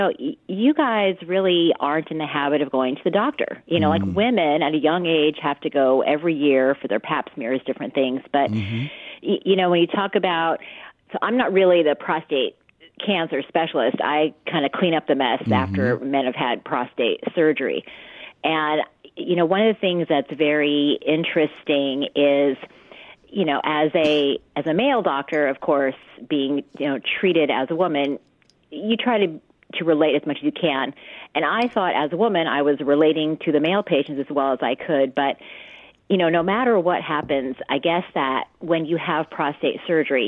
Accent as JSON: {"language": "English", "town": "Loma Linda", "region": "California", "country": "United States", "tie": "born or raised there", "said": "I am from actually Loma Linda, believe it or not. So I grew up here in the Inland Empire"}